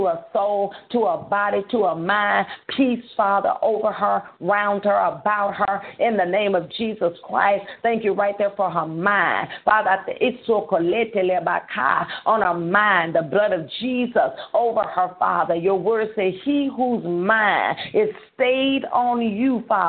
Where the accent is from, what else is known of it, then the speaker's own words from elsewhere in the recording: Holly Grove, Arkansas, United States; We'll be in Holly Grove, Arkansas, which is my hometown